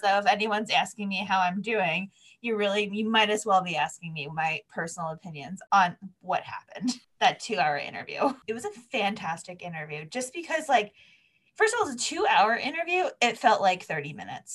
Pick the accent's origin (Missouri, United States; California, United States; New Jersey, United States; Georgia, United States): New Jersey, United States; I'm from New Jersey